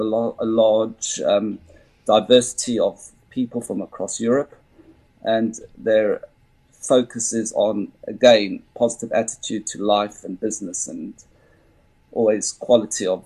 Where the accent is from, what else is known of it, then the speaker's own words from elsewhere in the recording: Johannesburg, Gauteng, South Africa; also born or lived in United Kingdom; now in Frankfurt, Germany; I grew up in Joburg